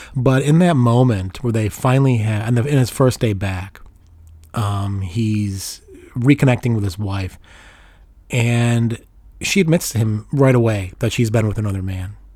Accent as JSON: {"language": "English", "town": "Chicago", "region": "Illinois", "country": "United States", "tie": "born or raised there", "said": "I grew up in Chicago in the 80s"}